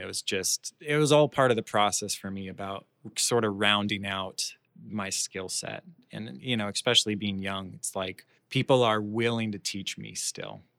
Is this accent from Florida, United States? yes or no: yes; Orlando, Florida, United States; I'm from Florida. I grew up in Orlando. Um, grew up in Orlando all my life.